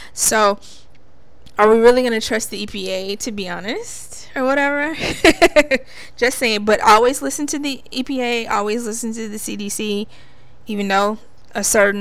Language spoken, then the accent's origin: English; Alabama, United States; my neck of the woods from Alabama